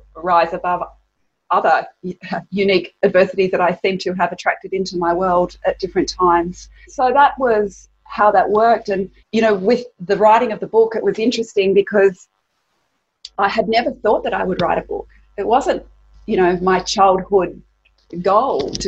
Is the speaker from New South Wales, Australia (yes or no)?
yes; Sydney, New South Wales, Australia; I grew up here in Sydney and I had a wonderful childhood